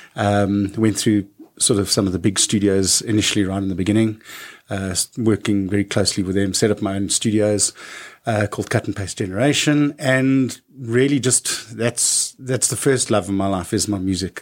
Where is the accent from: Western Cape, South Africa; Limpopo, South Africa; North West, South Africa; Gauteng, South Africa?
Gauteng, South Africa; Johannesburg; I was born in Joburg, Joburg